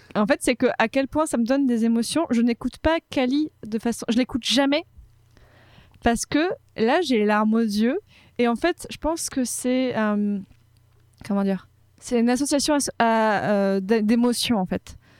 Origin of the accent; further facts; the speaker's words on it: Casablanca, Casablanca-Settat, Morocco; moved away as an adult; now in Paris, France; j'ai grandi à Casablanca au Maroc mhm. de mes trois mois à mes 18 ans